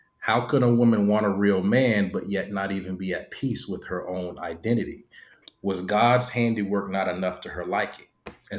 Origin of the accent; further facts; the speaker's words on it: Florida, United States; moved away as an adult; also born or lived in New York; from Florida, lived in New York for 8-9 years